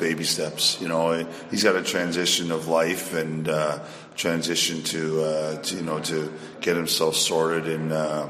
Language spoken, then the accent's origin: English; Toronto, Ontario, Canada; also born or lived in Nuremberg, Germany; now in Peterborough, Canada; I'm a Toronto boy at heart. I grew up in Toronto and, you know, still family and friends there. And you know, I got a cottage in Peterborough, bought it just after junior. So I've been here for the summers anyways